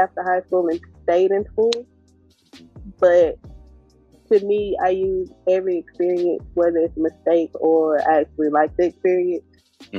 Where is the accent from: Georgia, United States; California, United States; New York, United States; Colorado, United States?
Georgia, United States; Atlanta; Atlanta, Georgia. But home to me, surprisingly, is not my hometown